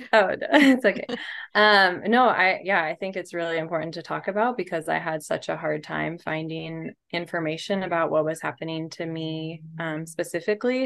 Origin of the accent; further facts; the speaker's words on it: Seattle, Washington, United States; moved away as an adult; also born or lived in Olympia / San Diego; I grew up in Seattle